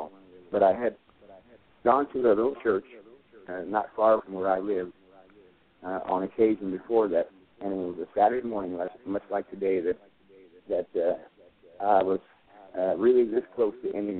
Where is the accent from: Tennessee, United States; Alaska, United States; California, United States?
California, United States; Bay Area; moved away as an adult; now in Irving, United States; I'm from the Bay Area in California